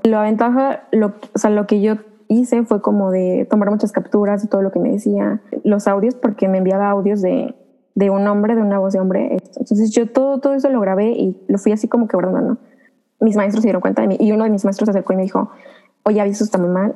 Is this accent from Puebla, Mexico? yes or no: no; Veracruz, Mexico; soy del estado de Veracruz